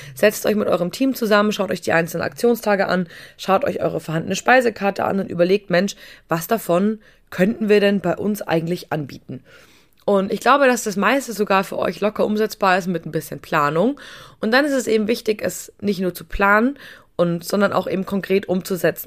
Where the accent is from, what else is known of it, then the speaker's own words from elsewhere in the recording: Bavaria, Germany; wie man bei uns in Bayern sagt